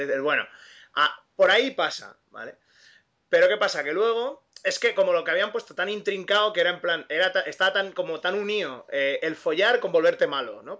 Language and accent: Spanish; Catalonia, Spain; técnicamente yo soy el único catalán